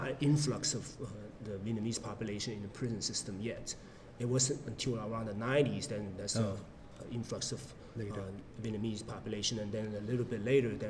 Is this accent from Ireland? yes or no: no; Guangzhou, Guangdong, China; moved away; I was born and raised there in Guangzhou